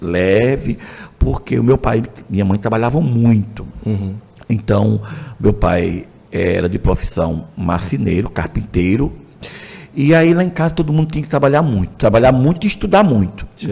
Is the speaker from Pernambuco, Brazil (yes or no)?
yes; Surubim, Pernambuco, Brazil; also born or lived in Bom Jardim / Boca de Dois Rios; toda a minha vida eu fiquei como surubinense. Mas como eu nasci em casa de todos os meus irmãos. Uhum. Eu sou aquele que nasci em casa, então eu nasci em Bom Jardim, mas aí os, os anos todos ficou surubinense